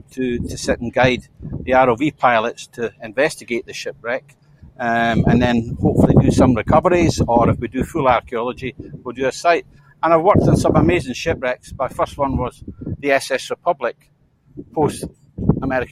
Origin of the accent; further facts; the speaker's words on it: St Andrews, Scotland, United Kingdom; my hometown, St. Andrews, the old grey tune